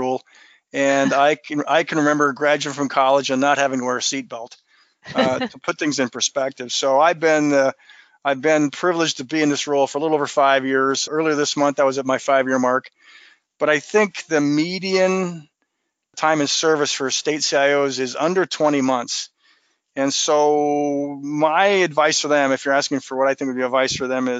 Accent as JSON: {"language": "English", "region": "Montana", "country": "United States", "tie": "born or raised there", "said": "I was born and raised in Montana"}